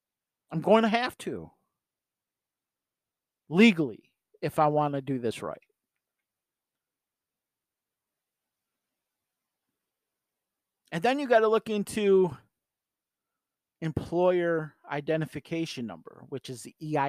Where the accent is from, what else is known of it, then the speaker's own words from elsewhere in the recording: New York, United States; So for me being a New Yorker, I'm going to do business in New York, regardless if I'm selling online